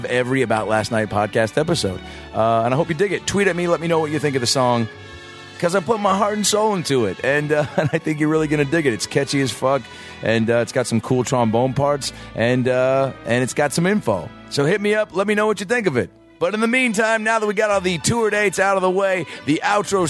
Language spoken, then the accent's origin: English; Lake Forest Park, Washington, United States; where I grew up in Lake Forest Park, Washington